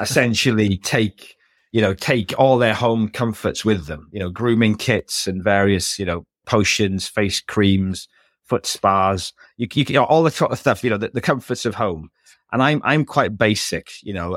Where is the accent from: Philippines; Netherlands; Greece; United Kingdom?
United Kingdom; Wales; I grew up in a small village in Wales